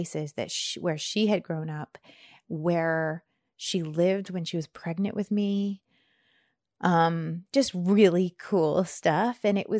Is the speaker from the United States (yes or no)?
yes; Bradford, Pennsylvania, United States; And it's mountainous, and I don't know how it took 40 years for me to realize that my hometown is mountainous. Like, I am a mountain girl.